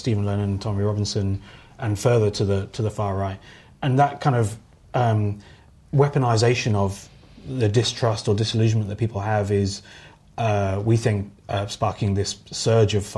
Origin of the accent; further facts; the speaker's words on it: Norwich, East of England, United Kingdom; I grew up in Norwich